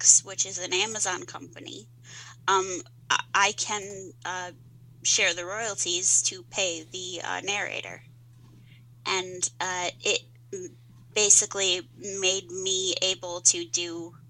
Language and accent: English; Columbia, Missouri, United States; accent: twang; now in Westfield, New York, United States; I was born in Columbia, Missouri, but my family is from southern Missouri